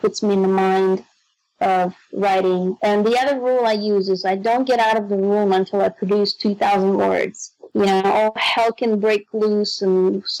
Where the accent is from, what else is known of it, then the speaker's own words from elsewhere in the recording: Moscow, Russia; English is a second language; moved away; I'm from Moscow, Russia